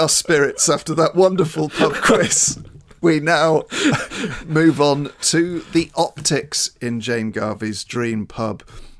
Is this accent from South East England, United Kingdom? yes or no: no; Avon, South West England, United Kingdom; I was born in Avon